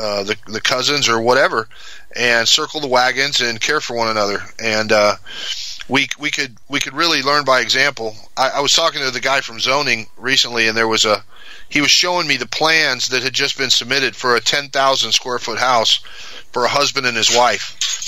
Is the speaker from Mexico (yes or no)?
yes; Mexico; And I grew up in Mexico. My folks are missionaries.